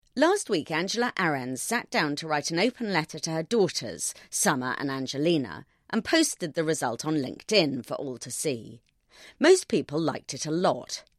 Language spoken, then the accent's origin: English; United Kingdom; I'm British